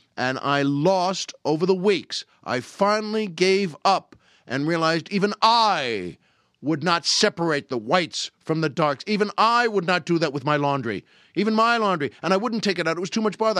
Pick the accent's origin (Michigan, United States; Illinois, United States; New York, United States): New York, United States; Long Island; moved away; where I grew up on Long Island